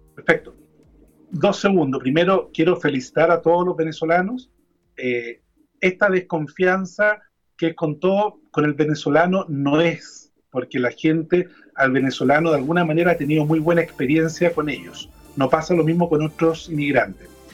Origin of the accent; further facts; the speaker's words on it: Chile; cómo somos los chilenos